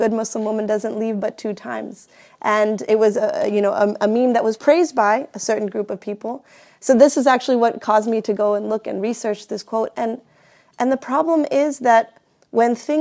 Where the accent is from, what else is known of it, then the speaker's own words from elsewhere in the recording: Houston, Texas, United States; I grew up here, particularly I grew up in Houston, Texas